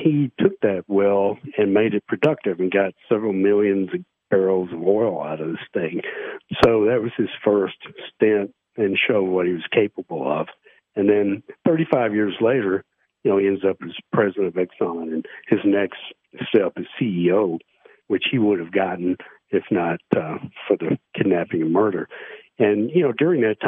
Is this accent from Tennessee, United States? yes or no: yes; Nashville, Tennessee, United States; I grew up in Nashville